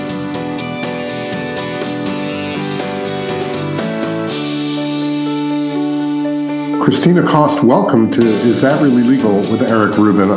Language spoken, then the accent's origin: English; Long Island, New York, United States; now in Brooklyn, United States; I grew up on Long Island